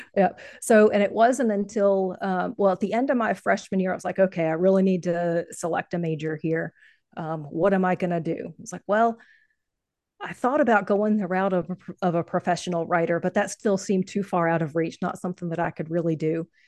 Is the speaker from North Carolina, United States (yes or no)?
yes; North Carolina, United States; also born or lived in Ohio; I'm from North Carolina